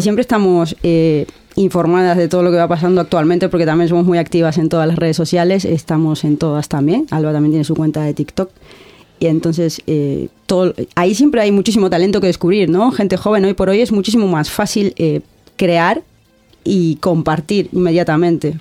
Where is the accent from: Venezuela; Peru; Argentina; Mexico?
Argentina; moved away as an adult; now in Bilbao, Spain; yo vengo de Argentina